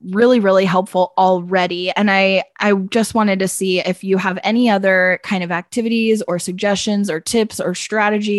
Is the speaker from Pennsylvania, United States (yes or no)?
yes; Pennsylvania, United States; now in Phoenix, United States; I grew up in Pennsylvania